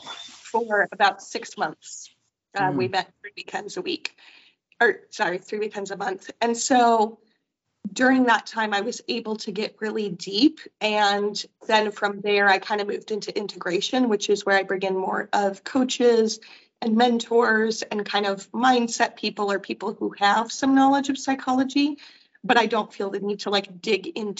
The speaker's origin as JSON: {"language": "English", "region": "Michigan", "country": "United States", "tie": "born or raised there", "moved": "yes", "said": "I grew up in Michigan"}